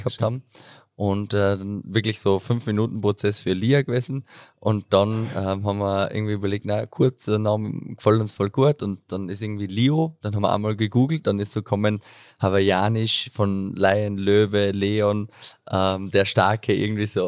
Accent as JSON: {"language": "German", "town": "Unterach am Attersee", "region": "Upper Austria", "country": "Austria", "also_born_or_lived": "Enns / Amstetten / Vienna / Klagenfurt", "moved": "as an adult", "said": "komme aus Unterach am Attersee. Ich nenne es immer so den äh, schönsten Ort der Welt."}